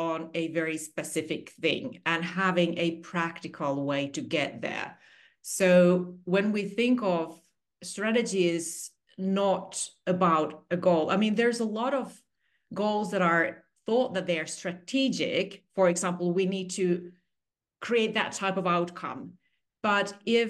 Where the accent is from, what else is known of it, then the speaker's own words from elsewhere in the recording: Finland; moved away as an adult; also born or lived in Singapore; I'm originally from Finland. I'm a 100% Finnish person.